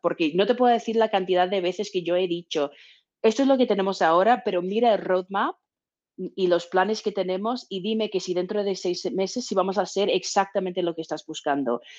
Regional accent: Texas, United States; now in San Francisco, United States; yo soy de Texas

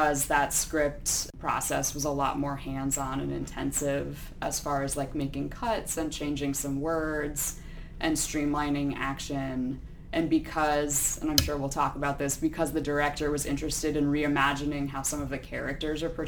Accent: Boulder, Colorado, United States; moved away as an adult; also born or lived in Connecticut; now in Louisville, United States; I grew up in Boulder, Colorado

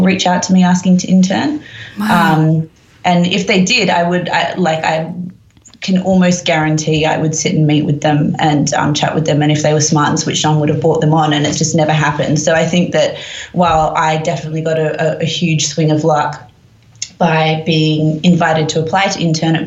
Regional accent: Perth, Western Australia, Australia; also born or lived in Sydney; now in London, United Kingdom; I moved to Sydney from Perth, where I grew up

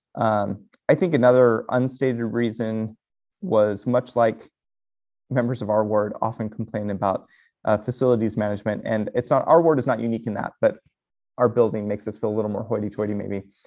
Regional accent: United States; as American Latter-day Saints

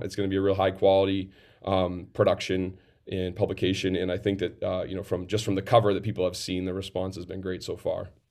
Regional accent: Farmington, New Hampshire, United States; in my hometown here of Farmington

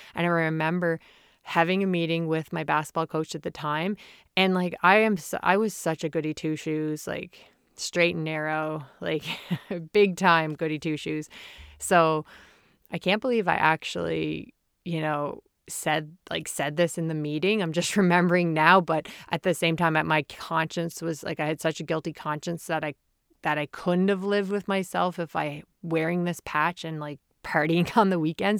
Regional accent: Prince Edward Island, Canada; Growing up in Prince Edward Island, the smallest province in Canada

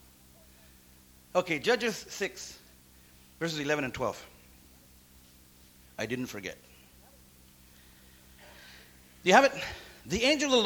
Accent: Santa Paula, California, United States; Little bitty city. Santa Paula. Where's that? I mean, I could have been like, oh, man, wow. How was I even born in this place?

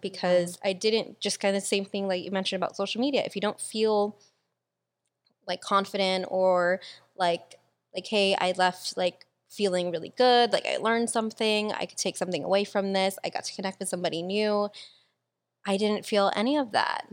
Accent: Philippines; I'm fucking Filipino.

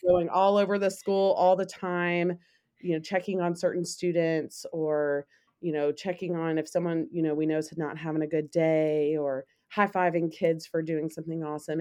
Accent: Memphis, Tennessee, United States; I am from Memphis. I am actually a product of the Catholic schools here in Memphis

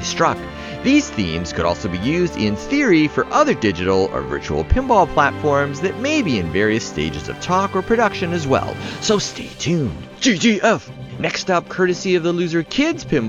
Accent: Toronto, Ontario, Canada; right here in my hometown of Toronto, Canada

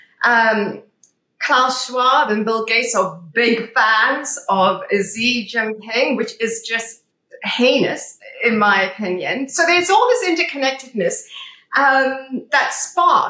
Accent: South Africa; now in United Kingdom; being South African originally, I grew up under apartheid

